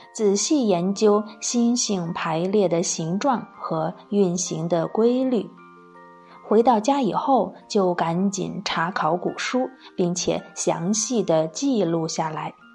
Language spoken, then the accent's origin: Chinese; China; 作为中国人，是不是很自豪啊